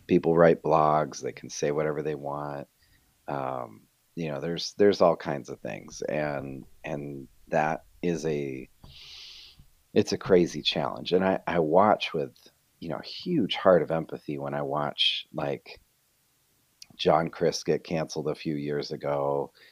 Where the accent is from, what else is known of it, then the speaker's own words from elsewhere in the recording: Rochester, New York, United States; moved away as an adult; also born or lived in Fort Mill, South Carolina; now in Rochester, United States; we're both originally from Rochester, New York